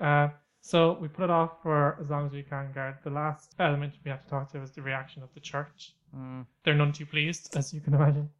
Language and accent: English; Ireland; I'm from Ireland